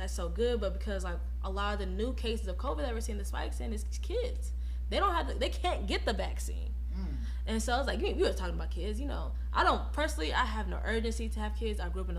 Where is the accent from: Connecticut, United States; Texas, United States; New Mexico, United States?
Texas, United States; moved away; also born or lived in Oklahoma; We're both from Texas.